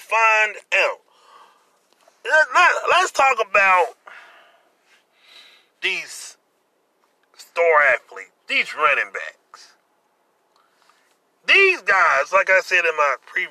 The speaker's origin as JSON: {"language": "English", "region": "Louisiana", "country": "United States", "tie": "born or raised there", "said": "here in the great state of Louisiana, my home state"}